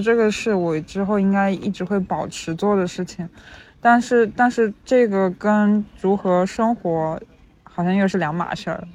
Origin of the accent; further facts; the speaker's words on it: rural mountainous area in southern China, China; now in London, United Kingdom; 我在农，农村，甚， 甚至是山区长大的嘛